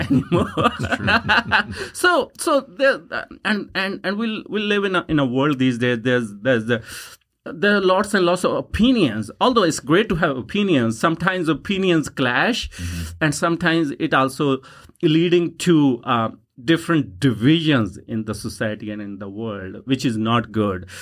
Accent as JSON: {"language": "English", "region": "Punjab", "country": "India", "tie": "born or raised there", "first_language": "Punjabi", "second_language": "English", "moved": "as an adult", "lives_now": "Yukon, Canada", "said": "punjabi language which is my first language"}